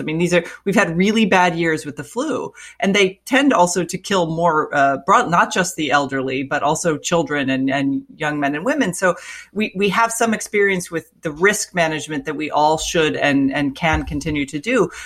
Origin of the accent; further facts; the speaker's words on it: Florida, United States; moved away; Florida, it's my home state